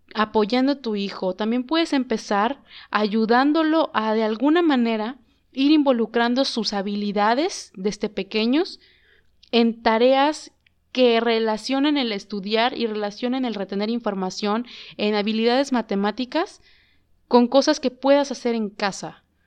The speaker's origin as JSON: {"language": "Spanish", "country": "Mexico", "said": "como mexicanos, como país, como México"}